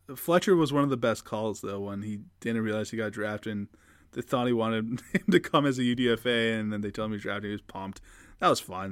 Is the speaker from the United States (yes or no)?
no; Canada; as a Canadian